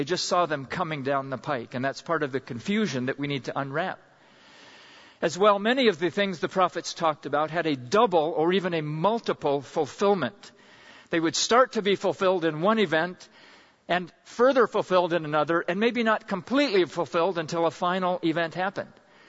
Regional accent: Pakistan; And I remember a time back in junior high school growing up in Pakistan, we went camping in the foothills of the Himalaya Mountains

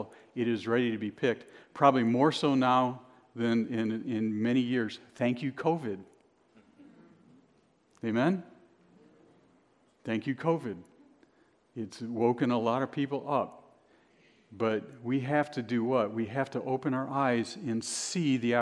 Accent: Cleveland, Ohio, United States; now in Binghamton, United States; I'm originally from the Midwest. I'm from Cleveland.

